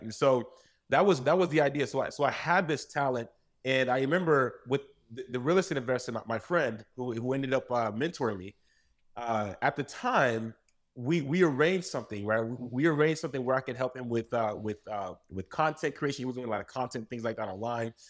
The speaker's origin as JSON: {"language": "English", "country": "United States", "tie": "born or raised there", "also_born_or_lived": "Saint-Marc, Haiti"}